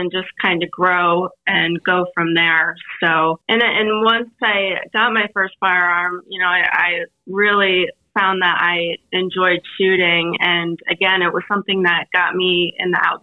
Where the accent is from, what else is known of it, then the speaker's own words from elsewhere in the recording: Northeast Pennsylvania, United States; I grew up born and raised in Northeast Pennsylvania